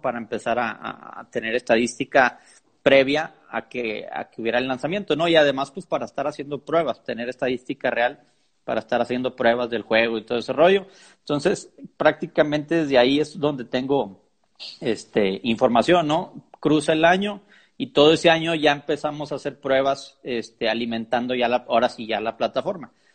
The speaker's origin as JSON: {"language": "Spanish", "town": "Monterrey", "region": "Nuevo León", "country": "Mexico", "said": "De Monterrey, soy de Monterrey."}